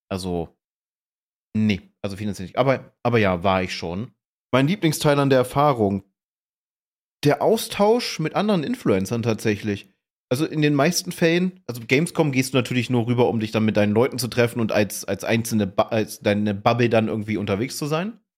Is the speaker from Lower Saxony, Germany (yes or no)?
yes; Hanover, Lower Saxony, Germany; Auf der war ich tatsächlich, ich komme ja ursprünglich aus Hannover, also äh, war das nicht fern.